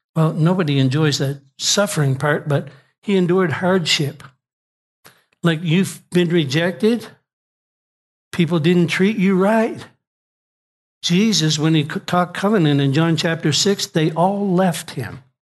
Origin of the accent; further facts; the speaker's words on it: Nova Scotia, Canada; I'm from Nova Scotia